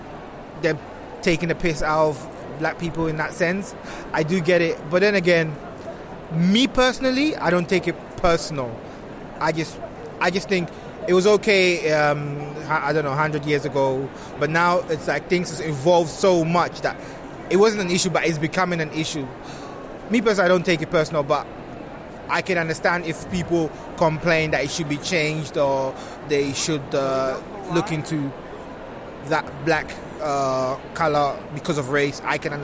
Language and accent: English; London, United Kingdom; also born or lived in Ghana; now in Netherlands; I was born in Holland, but I didn't grow up here, so I grew up between Ghana and UK, United Kingdom. London to be specific.